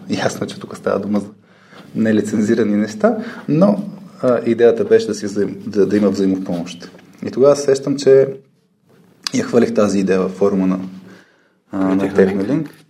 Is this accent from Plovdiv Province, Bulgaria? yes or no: no; Burgas, Burgas Province, Bulgaria; От Бургас.